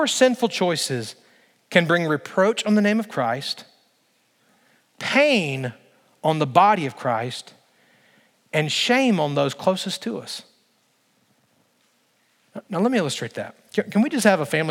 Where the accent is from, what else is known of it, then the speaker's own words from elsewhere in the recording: Alabama, United States; I grew up in Alabama.